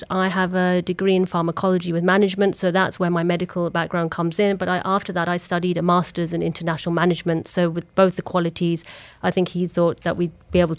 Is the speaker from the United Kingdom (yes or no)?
yes; England, United Kingdom; I was born and brought up in England